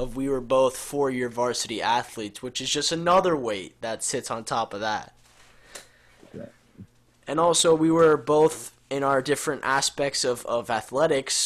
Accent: Jupiter, Florida, United States; I lived in Jupiter, and I was really far from Riviera Beach

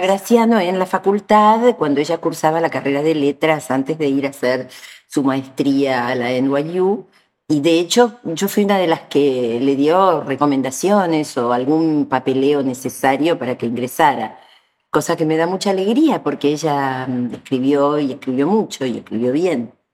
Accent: Buenos Aires, Argentina; yo soy de Bóveda

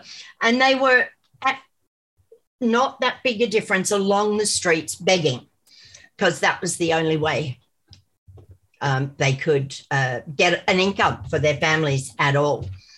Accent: India; born there; I was born in India.

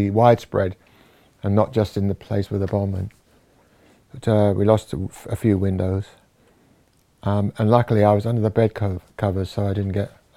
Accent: Wallington, London, United Kingdom; I was born in Wallington, in Surrey, in 1944

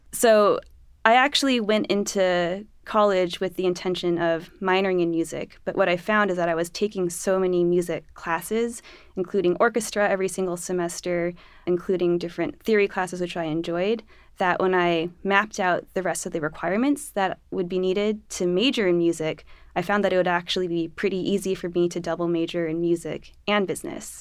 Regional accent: Los Angeles, California, United States; moved away; I'm from Los Angeles

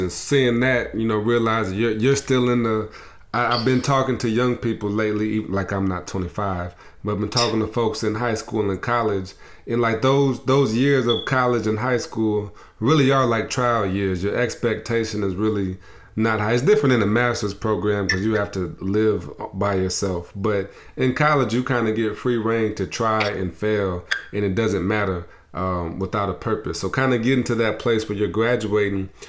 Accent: South Bend, Indiana, United States; when I tell them I'm from South Bend, did you go to Notre Dame?

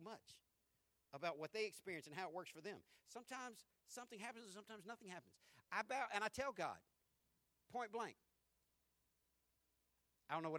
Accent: the South, United States; we're from the South

